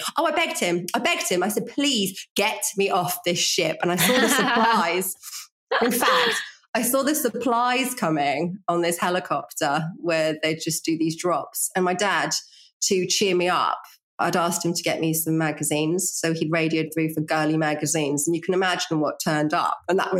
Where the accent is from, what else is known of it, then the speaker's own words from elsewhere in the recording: Norfolk, East of England, United Kingdom; accent: Norfolk; now in London, United Kingdom; I was born in Norfolk. Yeah. I had a Norfolk accent